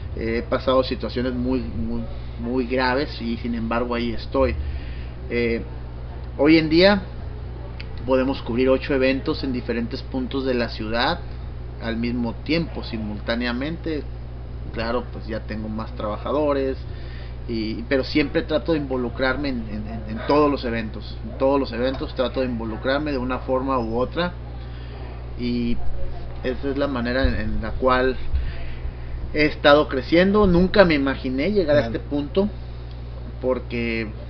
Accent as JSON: {"language": "Spanish", "town": "Tijuana", "region": "Baja California", "country": "Mexico", "tie": "born or raised there", "said": "Yo soy tijuanense, mi familia, mis padres son de Guadalajara"}